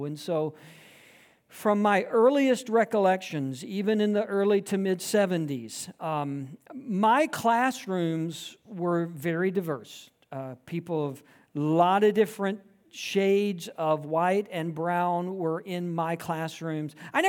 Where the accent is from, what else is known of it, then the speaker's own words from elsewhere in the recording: Georgia, United States; Because I grew up in South Georgia, my entire life experience from birth through graduating high school, was steeped in the rural South.